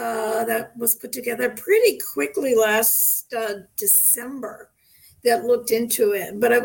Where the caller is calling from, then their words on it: Newton, Massachusetts, United States; I'm calling from Newton, Massachusetts. We're just a couple miles outside of Boston.